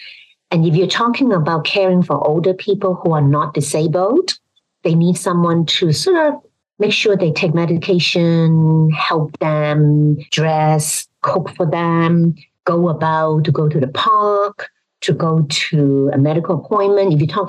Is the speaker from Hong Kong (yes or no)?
yes; Hong Kong; If you think about Hong Kong, I mean, I come from Hong Kong.